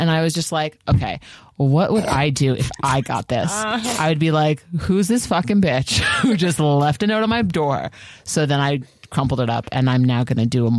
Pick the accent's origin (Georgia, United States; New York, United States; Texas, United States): New York, United States; I'm from New York, so it's like I'm used to like noises and stuff.